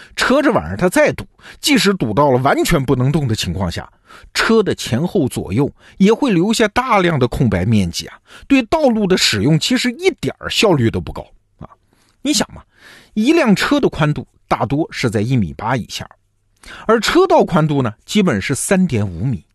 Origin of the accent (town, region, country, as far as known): China